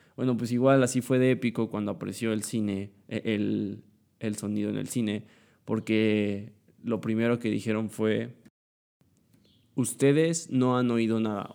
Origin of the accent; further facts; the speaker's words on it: Puebla, Mexico; Soy de Puebla.